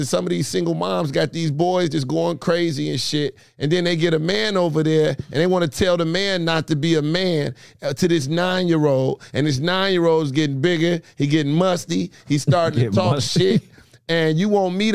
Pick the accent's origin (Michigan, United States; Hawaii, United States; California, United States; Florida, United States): Michigan, United States; Detroit; I'm from 12th Street, one of the years, Rosa Parks Boulevard